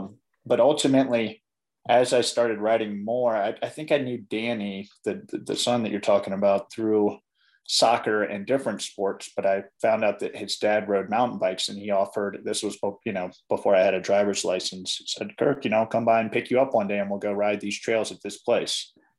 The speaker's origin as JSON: {"language": "English", "town": "Ashland", "region": "Virginia", "country": "United States", "tie": "born or raised there", "moved": "as an adult", "lives_now": "Colorado, United States", "said": "I grew up in Ashland."}